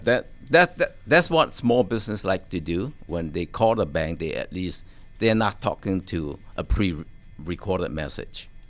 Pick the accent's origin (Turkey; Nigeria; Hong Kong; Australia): Hong Kong; now in United States; I was born in Hong Kong